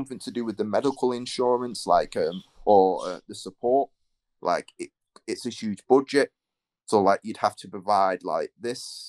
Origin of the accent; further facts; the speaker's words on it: Manchester, North West England, United Kingdom; I'm from Manchester, England